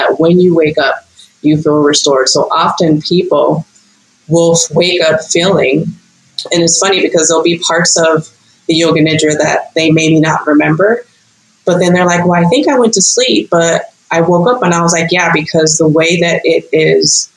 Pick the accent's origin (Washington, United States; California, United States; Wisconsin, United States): California, United States; Los Angeles; now in Costa Rica; born and raised in Los Angeles, California, but I've lived in like seven states and now a country